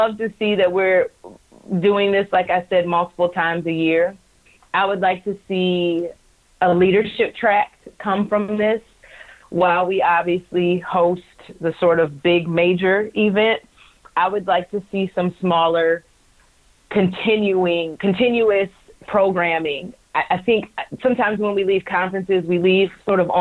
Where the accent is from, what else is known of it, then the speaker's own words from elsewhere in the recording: right outside of Detroit, Michigan, United States; moved away; I grew up right outside of Detroit, watching Detroit sports.